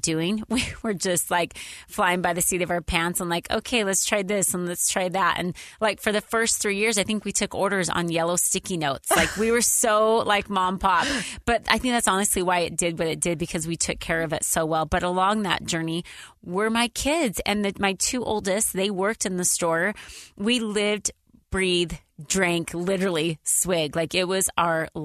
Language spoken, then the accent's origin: English; Idaho, United States; now in Utah, United States; I grew up in Idaho on a dairy farm.